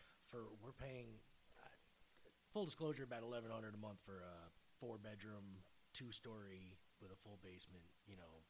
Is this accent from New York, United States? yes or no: yes; Red Hook, New York, United States; I remember growing up in Red Hook. I'm a Red Hook boy by by birth. So I was there